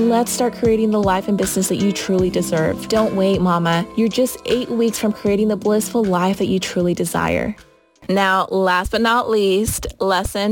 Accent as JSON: {"language": "English", "region": "Utah", "country": "United States", "tie": "born or raised there", "said": "I was raised in Utah ever since I was 6 or 7, so basically my entire life. And this is home"}